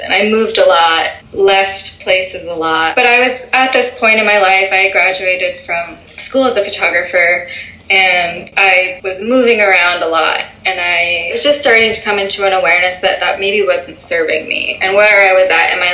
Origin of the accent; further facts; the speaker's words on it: Massachusetts, United States; moved away; also born or lived in California; I was born in Massachusetts. Like, my entire family grew up there